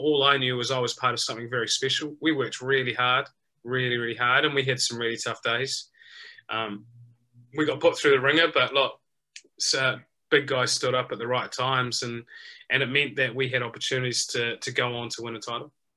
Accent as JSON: {"language": "English", "country": "New Zealand", "tie": "born or raised there", "said": "as a young kid growing up in New Zealand"}